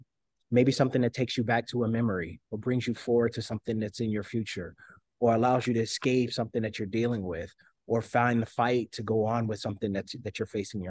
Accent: Detroit, Michigan, United States; I'm from Detroit. Everything was rap and hip hop growing up.

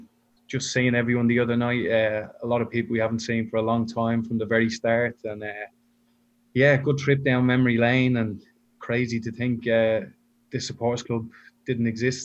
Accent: Dublin, Leinster, Ireland; moved away as an adult; now in Brisbane, Australia; obviously you can probably tell by my accent, I'm not originally from Brisbane. So I came out here from Dublin in 2007.

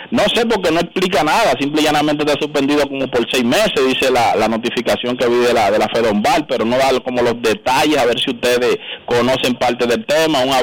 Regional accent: Dominican Republic; uno como dominicano

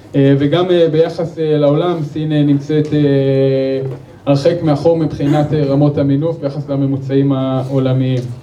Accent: Israel; אנחנו כישראלים

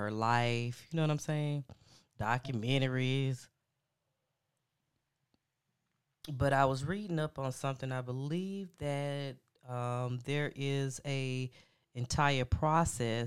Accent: United States; I'm an American

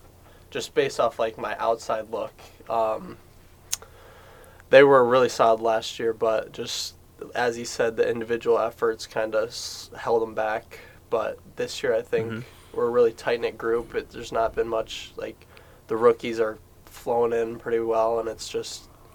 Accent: Traverse City area, Michigan, United States; also born or lived in Phoenix, Arizona; I lived here my whole life before

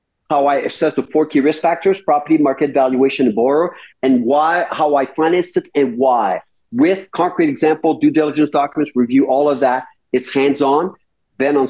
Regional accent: Rouyn-Noranda, Quebec, Canada; I come from Rouyn-Noranda

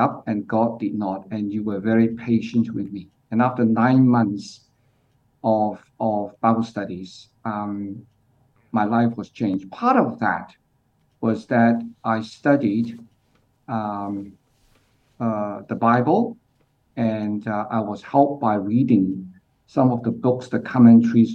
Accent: Hong Kong; moved away as an adult; also born or lived in Australia / United Kingdom / Pakistan; now in Singapore; I grew up in Hong Kong, but currently based in Singapore. But at the age of 18, I went to Australia

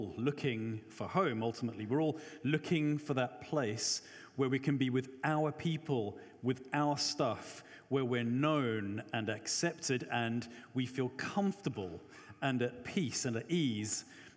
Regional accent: Johannesburg, Gauteng, South Africa; I'm South African, grew up in Joburg

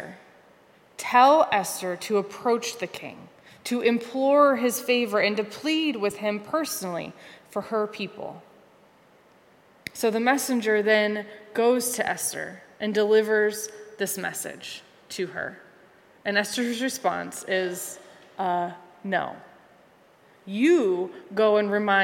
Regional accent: Conneaut, Ohio, United States; also born or lived in Cincinnati, Ohio; my hometown in Conneaut, Ohio

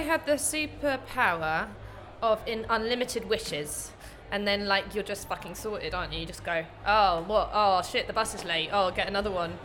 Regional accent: London, United Kingdom; now in Nottingham, United Kingdom; I come originally from East London, but I now live in Nottingham.

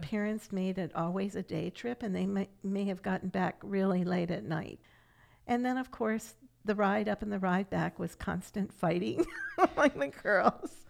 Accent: Catonsville, Maryland, United States; also born or lived in Silver Spring, Maryland; I grew up in Catonsville, Maryland until I was 12 and then we moved to Silver Spring

